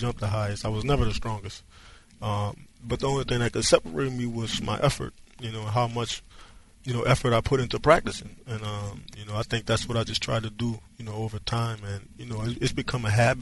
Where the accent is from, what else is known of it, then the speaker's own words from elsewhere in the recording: Louisiana, United States; I'm coming from Louisiana